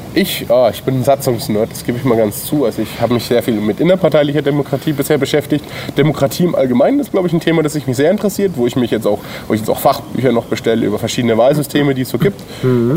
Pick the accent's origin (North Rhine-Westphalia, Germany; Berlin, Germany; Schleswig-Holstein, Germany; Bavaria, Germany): Bavaria, Germany; Bayreuth; moved away as an adult; also born or lived in Coburg; now in Bamberg, Germany; Ich komme aus der Stadt, aus der wir gerade drehen. Ähm, Bayreuth bin ich geboren